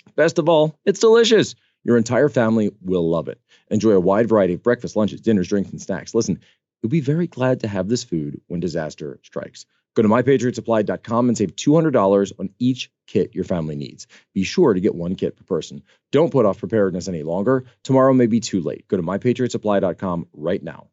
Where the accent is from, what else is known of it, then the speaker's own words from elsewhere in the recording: East Coast, United States; I come from the East Coast